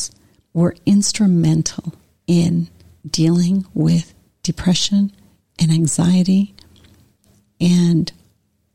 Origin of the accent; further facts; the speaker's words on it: Montevideo, Uruguay; I was born in Montevideo in Uruguay in South America.